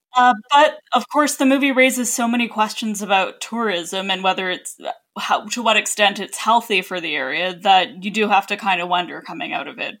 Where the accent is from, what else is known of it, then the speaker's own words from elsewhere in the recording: Canada; as a Canadian